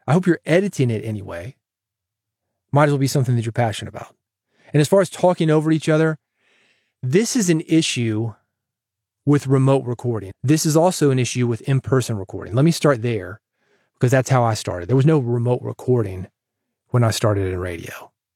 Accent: the South, United States; accent: twangy; I'm a Southerner

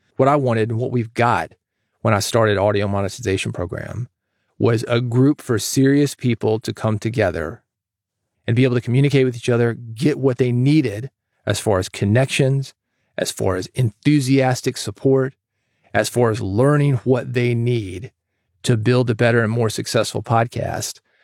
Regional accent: Nashville, Tennessee, United States; growing up in Nashville, around the music industry.

